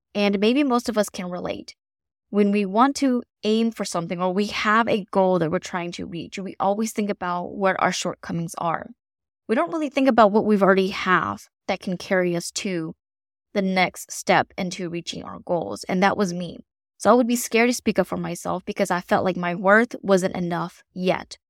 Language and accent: English; the South, United States; I'm from the South, so I have never experienced winter like someone from maybe the North or the Midwest